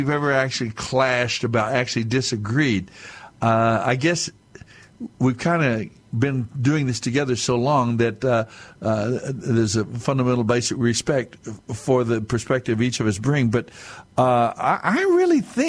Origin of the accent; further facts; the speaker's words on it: United States; But I'm Native American. I'm Mescalero Apache